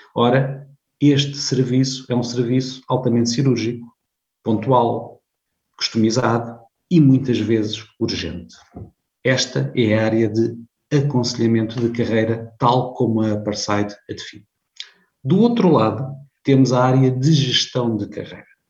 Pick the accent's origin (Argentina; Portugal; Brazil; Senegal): Portugal; Viseu District, Beira Alta, Centro; moved away as an adult; also born or lived in Lisbon; embora nascido em Lisboa, vivi muitos anos eh, na Beira Alta, não longe de Coimbra, eu sou do distrito de Viseu